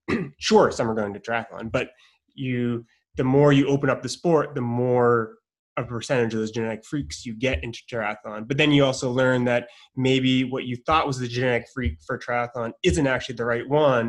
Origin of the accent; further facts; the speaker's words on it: Maine, United States; I grew up in Maine